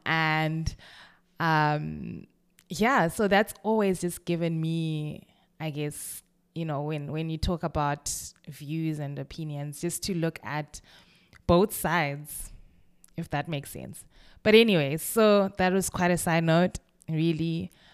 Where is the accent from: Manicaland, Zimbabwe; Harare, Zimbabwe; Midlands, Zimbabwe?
Midlands, Zimbabwe; Kwekwe; moved away as an adult; also born or lived in Bulawayo, Zimbabwe / Cape Town, South Africa; now in London, United Kingdom; I was born in Kwekwe, which is a small, a relatively small city in Zimbabwe